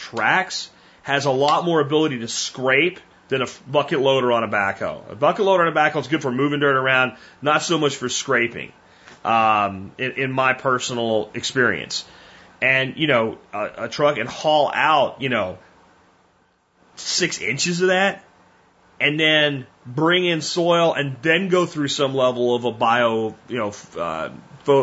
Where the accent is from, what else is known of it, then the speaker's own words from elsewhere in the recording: Pennsylvania, United States; growing up in Pennsylvania, running the woods all the time as a teenager